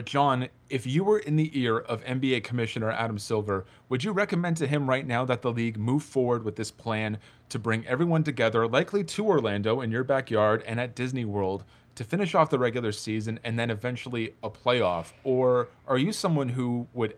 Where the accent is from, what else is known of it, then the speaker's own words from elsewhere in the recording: Canada; I'm from Canada